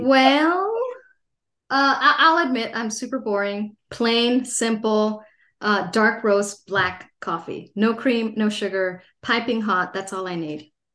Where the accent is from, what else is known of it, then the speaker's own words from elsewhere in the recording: Los Angeles, California, United States; also born or lived in San Diego; I grew up in Los Angeles, uh, a pretty big city in California